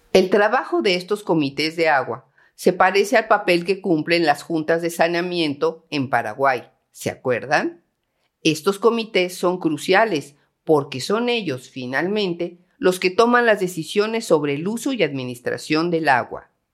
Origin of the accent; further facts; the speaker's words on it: Guanajuato, Mexico; a mi tierra guanajuatense